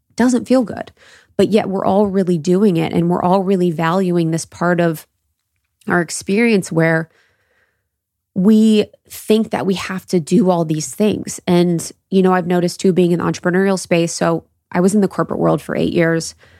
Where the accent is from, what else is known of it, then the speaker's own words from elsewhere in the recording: Midwest, United States; my experience of growing up in the Midwest